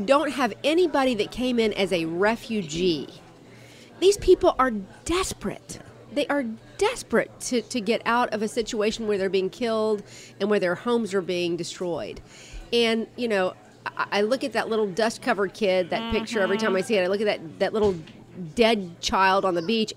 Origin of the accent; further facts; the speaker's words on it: Jacksonville, Florida, United States; I was born and raised in Jacksonville.